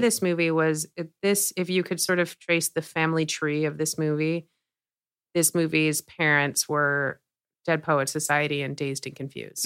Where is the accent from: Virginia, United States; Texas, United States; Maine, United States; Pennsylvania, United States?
Pennsylvania, United States; Philadelphia; moved away as an adult; now in Los Angeles, United States; I'm from Philadelphia